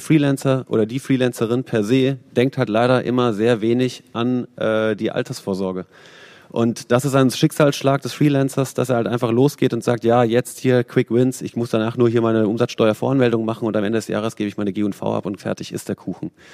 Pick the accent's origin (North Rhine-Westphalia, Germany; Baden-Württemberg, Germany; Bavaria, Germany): Baden-Württemberg, Germany; Freiburg im Breisgau; Ich komme selber aus Freiburg im Baden, schöne Weinbauregion.